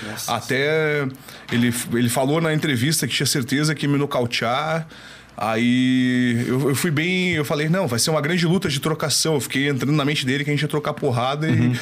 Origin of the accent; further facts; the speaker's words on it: Brazil; sou brasileiro